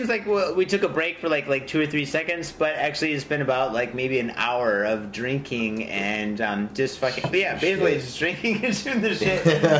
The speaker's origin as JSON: {"language": "English", "town": "San Francisco", "region": "California", "country": "United States", "said": "I'm from San Francisco. I never got crabs, though."}